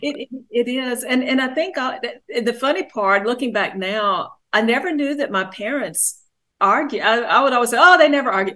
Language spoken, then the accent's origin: English; Greensboro, North Carolina, United States; also born or lived in Charlotte, North Carolina; I grew up was born in Greensboro